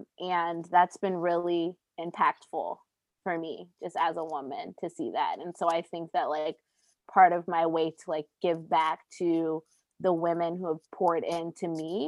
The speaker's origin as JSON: {"language": "English", "town": "Baltimore", "region": "Maryland", "country": "United States", "lives_now": "Los Angeles, United States", "said": "means that I've lived in LA longer than I lived in Baltimore, but I'll still never be from LA."}